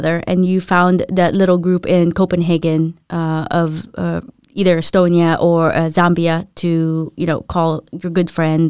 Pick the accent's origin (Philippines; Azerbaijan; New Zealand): Philippines; moved away; when I went to the U.S. when I was younger from the Philippines, there was a big group of Filipinos or Filipinas that would hang out.